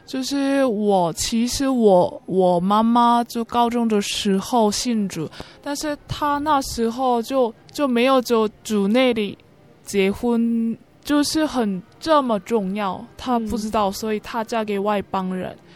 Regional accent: South Korea; Chinese is a second language; 我是从韩国江南教会来的

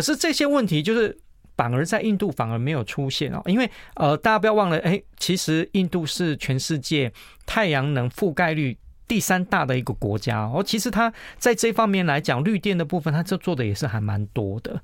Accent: Taiwan; 他们看到我们是台湾来的

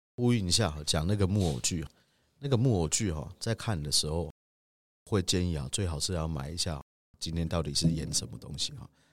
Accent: Taiwan; 我们台湾人

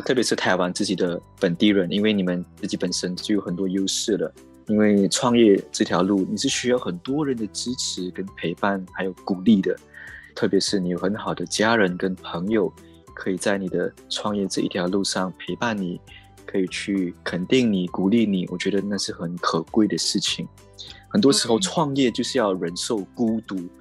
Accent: Malaysia; moved away as an adult; now in Taipei, Taiwan; 我是一个马来西亚人

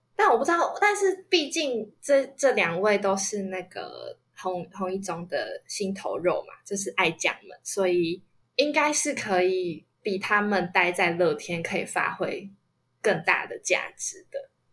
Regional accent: Kaohsiung, Taiwan; 因为我也是高雄人嘛

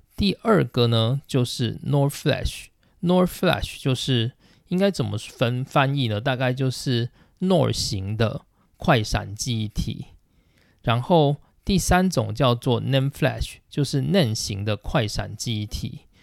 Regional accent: Taiwan; now in Japan; 我们台湾的厂商

